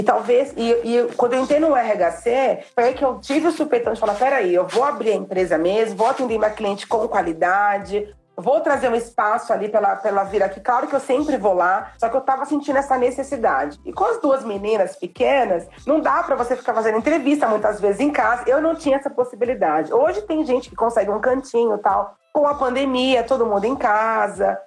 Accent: São Paulo, Brazil; sou de São Paulo

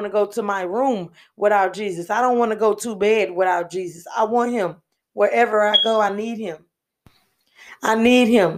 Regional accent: Houston, Texas, United States; And I'm from Houston, Texas, born and raised.

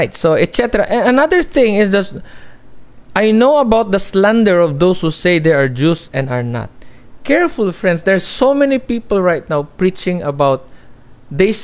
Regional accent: Philippines; I'm a Filipino

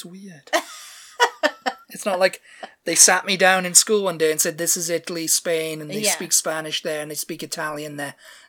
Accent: England, United Kingdom; And I was like, oh, I'm from England, you know.

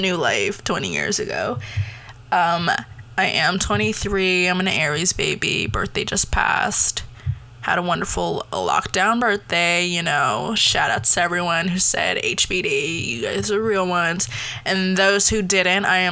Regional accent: Canada; also born or lived in Taiwan; I was born there, came here when I was about like 4 or 5

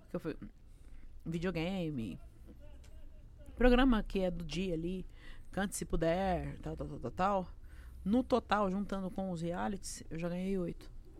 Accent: Brazil; eu sou brasileiro

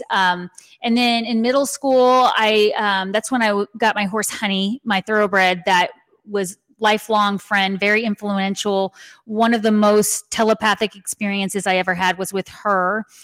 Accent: San Antonio, Texas, United States; Yes, and you know, and you some people ask me why I don't have more of a southern accent. I think you can hear it sometimes

